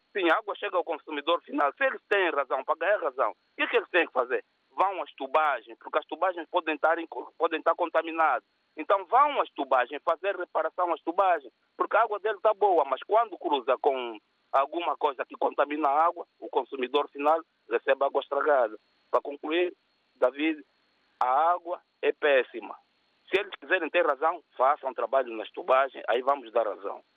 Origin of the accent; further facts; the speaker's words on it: Angola; moved away; Eu, sendo angolano